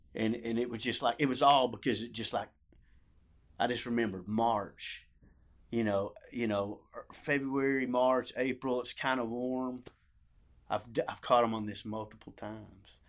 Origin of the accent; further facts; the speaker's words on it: Ardmore, Oklahoma, United States; I grew up in Ardmore, Oklahoma.